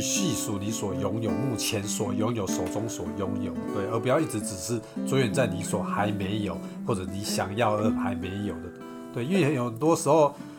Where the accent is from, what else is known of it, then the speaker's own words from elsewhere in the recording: Beigang, Yunlin County, Taiwan; moved away; 我这个从北港来，这个拜拜来的地方的小孩